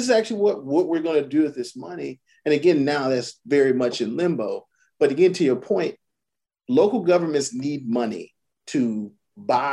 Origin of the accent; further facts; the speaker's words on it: Orangeburg, South Carolina, United States; I'm from Orangeburg. You go through some of the neighborhoods I grew up in, empty.